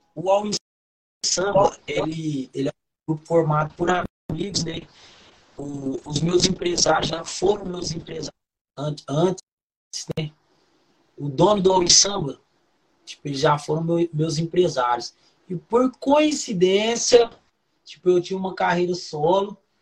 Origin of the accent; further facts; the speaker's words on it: Santos, São Paulo, Brazil; also born or lived in Rio de Janeiro; now in Uberaba, Brazil; Sou de Santos, natural de Santos